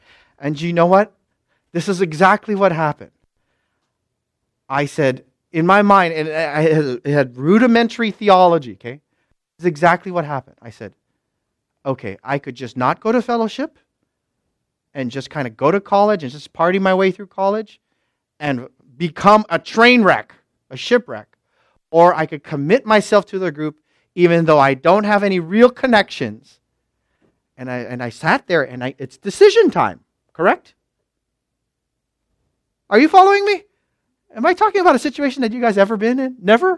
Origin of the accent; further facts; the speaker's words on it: Philippines; Because I'm from up north. These people are all from down south. I'm Filipino. I have black hair and brown eyes.